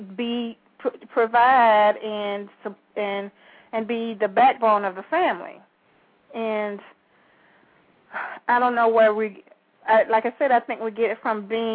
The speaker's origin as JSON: {"language": "English", "town": "Valdosta", "region": "Georgia", "country": "United States", "said": "I'm from Valdosta"}